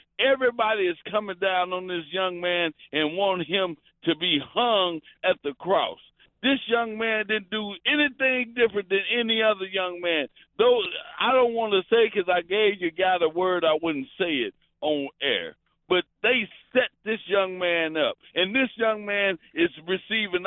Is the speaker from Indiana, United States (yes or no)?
no; Houston, Texas, United States; I'm from Houston